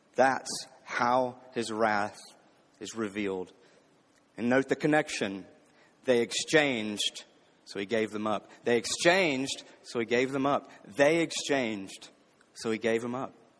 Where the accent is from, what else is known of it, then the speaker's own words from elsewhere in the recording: the South, United States; growing up in the South, especially growing up in a predominantly black city